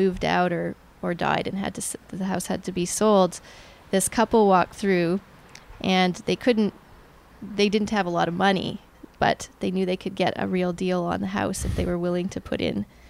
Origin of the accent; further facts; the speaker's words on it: Hamilton, Ontario, Canada; born there; also born or lived in Germany; I was born in Hamilton, and then we moved around a fair bit.